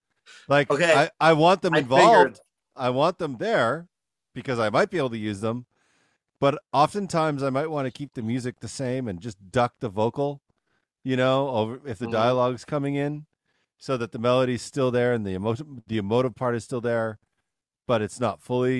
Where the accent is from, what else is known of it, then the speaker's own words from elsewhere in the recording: Vancouver, British Columbia, Canada; I'm from Vancouver.